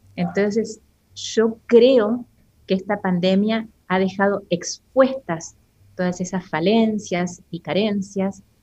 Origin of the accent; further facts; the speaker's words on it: Argentina; moved away as an adult; now in Costa Rica; soy argentina y estoy en Costa Rica desde hace dos años aproximadamente